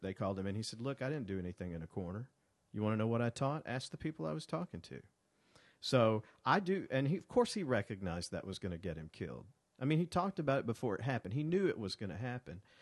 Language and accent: English; Montgomery, Alabama, United States; born or raised there; moved away as an adult; also born or lived in Birmingham, Alabama